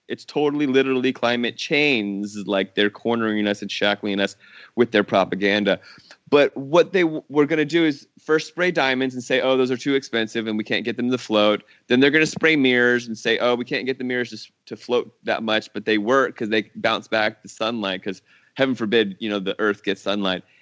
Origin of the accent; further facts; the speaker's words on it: Herndon, Virginia, United States; moved away as an adult; also born or lived in California / New Orleans; I grew up in Northern Virginia, right outside of Washington, D C